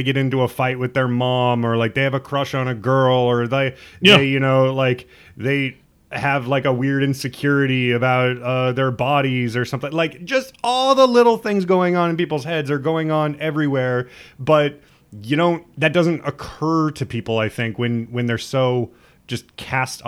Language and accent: English; Lincoln, Nebraska, United States; I'm from Lincoln, Nebraska, mm-hmm. which is also very segregated.